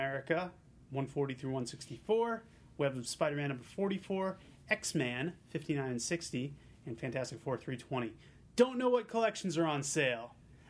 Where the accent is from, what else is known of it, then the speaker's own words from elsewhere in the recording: Newton, Massachusetts, United States; Newton, which is where I grew up?